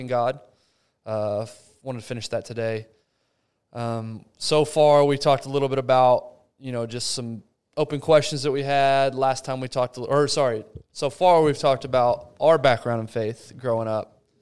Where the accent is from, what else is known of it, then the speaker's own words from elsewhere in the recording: Abilene, Texas, United States; moved away; my hometown, Abilene